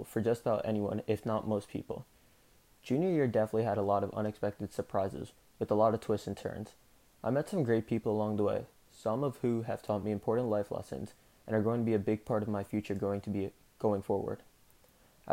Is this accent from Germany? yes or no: no; South India, India; I'm Indian. South Indian, to be precise.